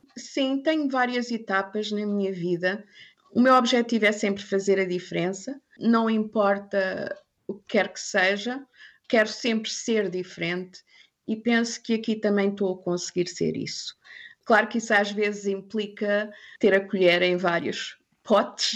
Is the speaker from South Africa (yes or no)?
yes; South Africa; first language English; also born or lived in Angola / China / Thailand; now in Germany; Também falo africano porque cresci na África uhum. do Sul